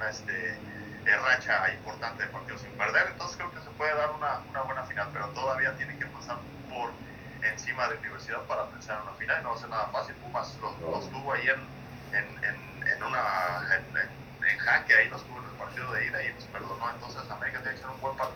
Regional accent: Lagos de Moreno, Jalisco, Mexico; also born or lived in Aguascalientes; aquí en Lagos de Moreno, que es de donde yo soy originario

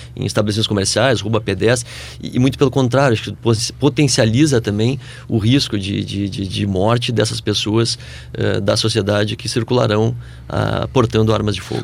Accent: Brazil; nós, como brasileiros

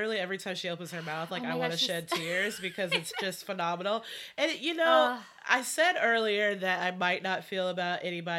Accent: South Carolina, United States; moved away as an adult; now in Washington, D.C., United States; I'm from South Carolina. Like I don't come from an affluent family

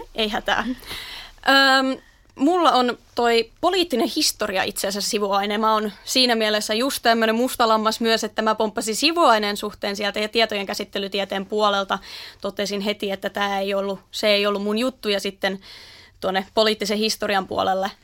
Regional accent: Naantali, Southwest Finland, Finland; alun perin tuosta Naantalista aivan Turun vierestä

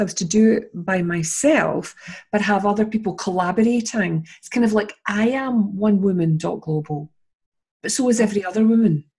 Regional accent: Scotland, United Kingdom; also born or lived in Edinburgh; I'm interviewing her as a Scottish person

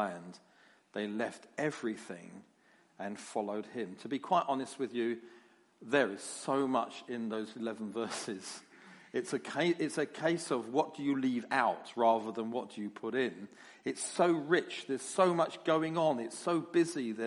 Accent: London, United Kingdom; you can get used to my accent. Because I come from London

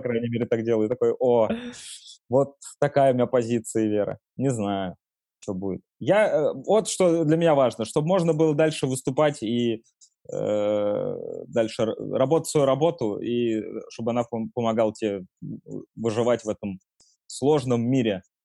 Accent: Nizhny Novgorod, Nizhny Novgorod Oblast, Russia; now in Moscow, Russia; в Нижнем Новгороде, например, откуда я родом

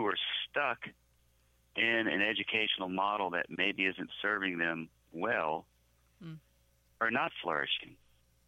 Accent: New Orleans, Louisiana, United States; I am from New Orleans

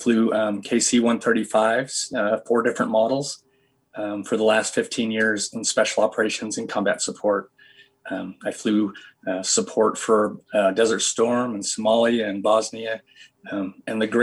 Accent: Vermont, United States; moved away as an adult; now in Utah, United States; I grew up in Vermont, super ultra conservative

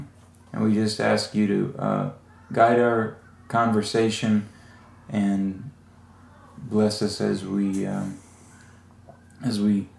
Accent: South Louisiana, United States; I'm 34 years old, and I'm a single man from South Louisiana.

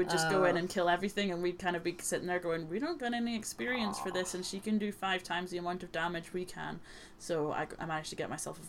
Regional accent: Ireland; We're both Irish

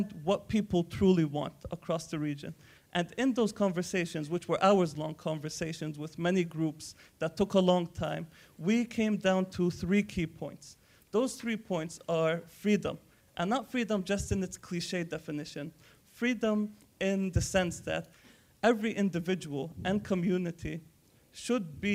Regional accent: Palestine; I'm from Palestine, I come from there

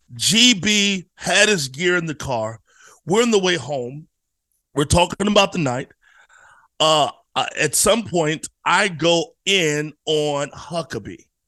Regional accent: Virginia, United States; I'm from Virginia

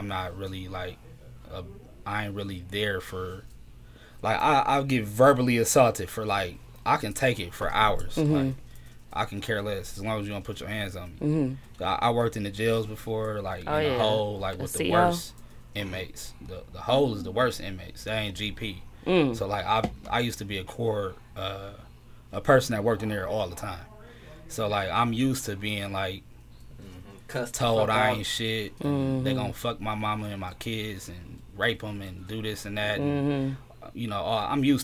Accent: Milwaukee, Wisconsin, United States; I'm from Milwaukee. I've lived on the north side all my life.

